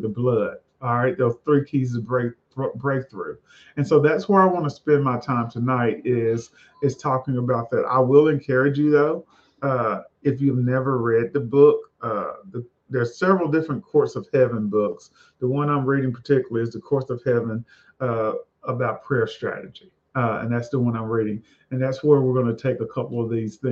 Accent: the South, United States; I'm a boy from the South

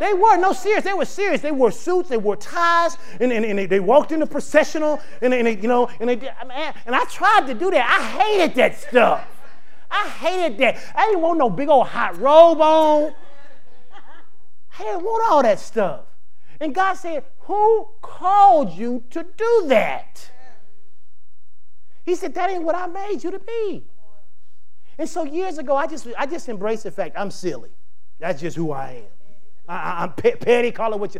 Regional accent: the South, United States; we live in the South, we grew up in the South, it's the Bible Belt.

